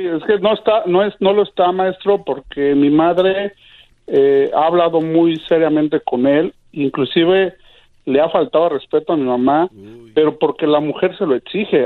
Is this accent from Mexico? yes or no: yes; Mexico City, Mexico; yo soy de la Ciudad de México